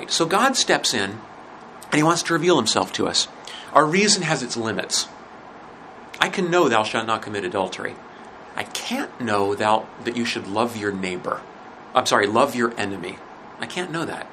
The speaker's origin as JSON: {"language": "English", "region": "Montana", "country": "United States", "tie": "born or raised there", "said": "When I was growing up in Montana, and I had one great advantage growing up there, is I lived near"}